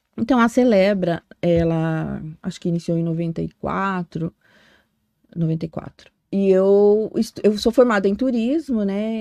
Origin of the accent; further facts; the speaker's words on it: Foz do Iguaçu, Paraná, Brazil; also born or lived in Cianorte, Paraná; Nasci no norte do Paraná, nasci em Cianorte. E, mas eu sou muito mais de Foz do que qualquer, qualquer outro lugar, né? Me considero daqui. Eu vim com a minha família é, mais de 30 anos, mais.